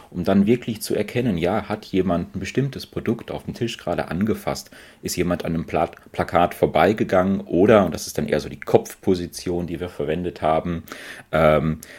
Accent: Paderborn, North Rhine-Westphalia, Germany; Ähm, ich komme ursprünglich aus, aus Paderborn, ähm, bin dann fürs Studium nach Aachen gegangen

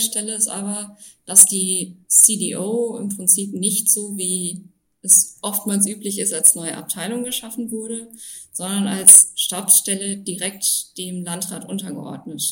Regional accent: Düren district, North Rhine-Westphalia, Germany; moved away as an adult; also born or lived in Passau; bin im Kreis Düren in Nordrhein-Westfalen aufgewachsen, in einem kleinen Dorf mit 600 Einwohnern

